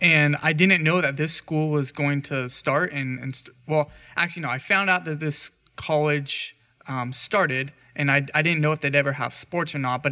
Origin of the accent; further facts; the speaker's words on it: Central Valley, California, United States; I grew up here. This is my hometown. You know, I grew up a mile and a half from this campus and went to high school